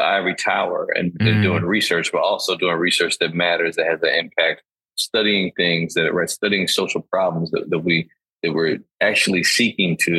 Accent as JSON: {"language": "English", "town": "Chicago", "region": "Illinois", "country": "United States", "tie": "born or raised there", "also_born_or_lived": "Boston", "moved": "as an adult", "lives_now": "New York, United States", "said": "I'm born and raised in Chicago"}